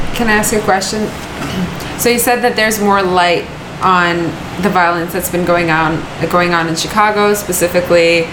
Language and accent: English; West Bank, Palestine; moved away; I'm from the West Bank